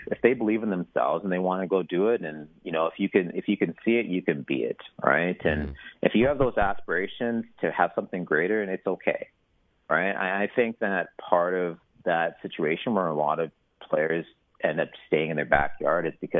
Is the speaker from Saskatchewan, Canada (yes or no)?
yes; Saskatchewan, Canada; growing up in Saskatchewan, it's a football province, right?